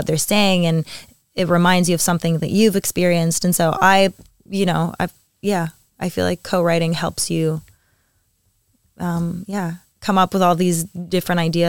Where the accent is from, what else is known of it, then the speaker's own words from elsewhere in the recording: Montreal, Quebec, Canada; moved away as an adult; now in Paris, France; I had to move out of Montreal. I moved to Paris 8 months ago